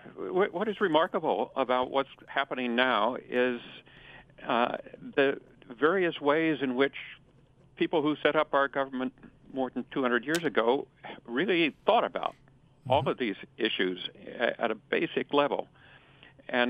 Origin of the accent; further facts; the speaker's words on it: Kansas, United States; also born or lived in Berkeley, California; After I finished law school, I returned to Kansas, which is my home state.